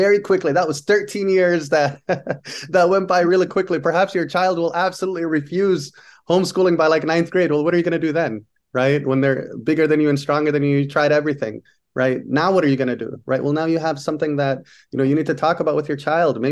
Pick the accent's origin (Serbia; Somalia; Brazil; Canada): Somalia; moved away; I'm from Somalia